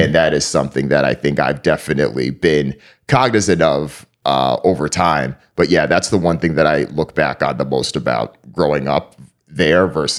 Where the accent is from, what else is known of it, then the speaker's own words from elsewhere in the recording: East Hartford, Connecticut, United States; So I grew up in East Hartford, Connecticut.